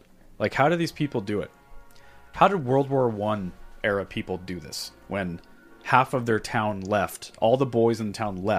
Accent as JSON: {"language": "English", "region": "Southern California", "country": "United States", "said": "I grew up skateboarding. I'm from Southern California"}